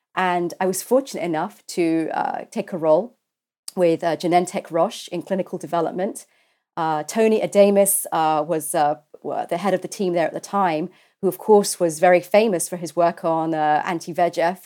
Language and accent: English; London, United Kingdom; I'm a Londoner. I was, uh, born at University College Hospital